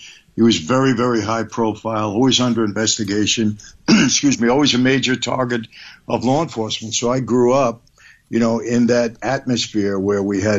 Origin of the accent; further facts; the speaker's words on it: New York City, New York, United States; also born or lived in Long Island; I grew up in Brooklyn, later on Long Island.